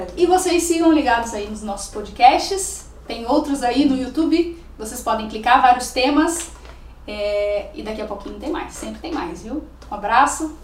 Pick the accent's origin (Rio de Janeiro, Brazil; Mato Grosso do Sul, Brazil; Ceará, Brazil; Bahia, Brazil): Rio de Janeiro, Brazil; now in Santana do Livramento, Brazil; eu sou do Rio de Janeiro